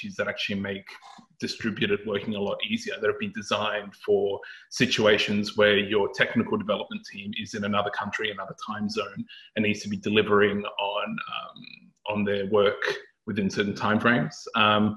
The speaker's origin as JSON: {"language": "English", "country": "Australia", "moved": "as an adult", "lives_now": "London, United Kingdom", "said": "I come from Australia, where I worked for public and private sector organizations around policy, risk and compliance. And I've come to London"}